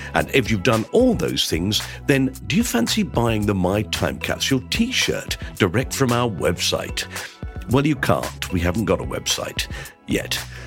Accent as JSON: {"language": "English", "town": "Tunbridge Wells", "region": "South East England", "country": "United Kingdom", "tie": "born or raised there", "said": "in Tunbridge Wells, my hometown"}